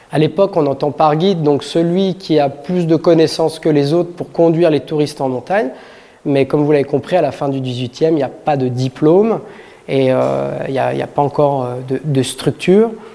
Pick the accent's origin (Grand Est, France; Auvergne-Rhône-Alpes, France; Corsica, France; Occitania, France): Auvergne-Rhône-Alpes, France; Saint-Gervais-les-Bains; je suis originaire de Saint-Gervais